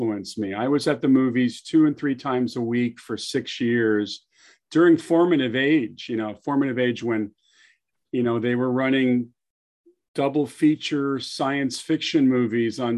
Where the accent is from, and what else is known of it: Southern California, United States; born or raised there